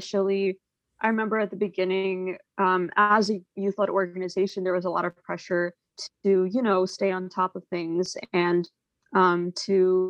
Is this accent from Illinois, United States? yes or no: no; New York, United States; I'm from New York